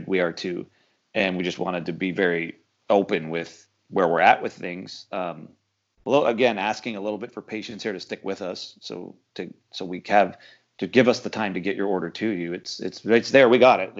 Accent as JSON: {"language": "English", "country": "Canada", "moved": "yes", "lives_now": "United States", "said": "I'm from Canada. I'm a Canadian citizen. I can't go home"}